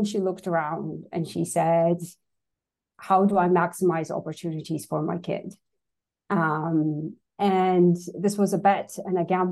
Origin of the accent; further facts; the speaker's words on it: Armenia; English is a second language; moved away; I was born and raised in Armenia